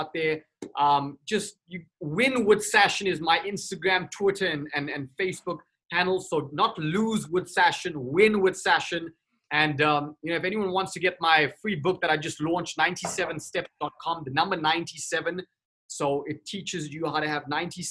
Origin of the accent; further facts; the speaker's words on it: Durban, KwaZulu-Natal, South Africa; moved away; also born or lived in Johannesburg, South Africa / Cape Town, South Africa; I was born and raised in South Africa. Durban, South Africa